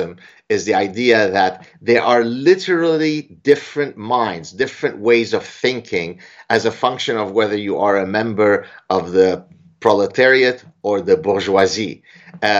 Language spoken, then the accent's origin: English; Canada; I'm Canadian